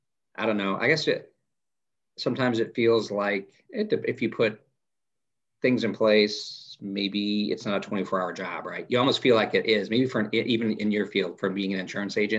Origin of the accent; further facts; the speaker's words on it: Fort Wayne, Indiana, United States; moved away as an adult; now in Van Wert, United States; I grew up in Fort Wayne